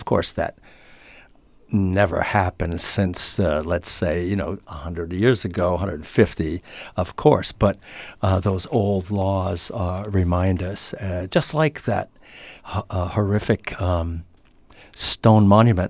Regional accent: Turners Falls, Massachusetts, United States; Growing up in Turner's Falls

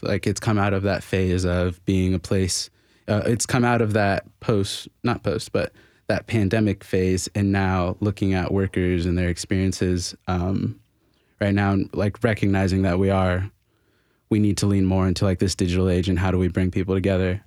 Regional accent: Florida, United States; also born or lived in China; now in Nashville, United States; I'm from Florida

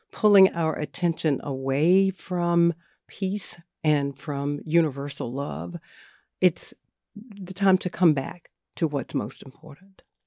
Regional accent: Margarettsville, North Carolina, United States; I'm from Northampton County, a little town called Margarettsville. It's right there on the Northampton County, North Carolina, Southampton County, Virginia line.

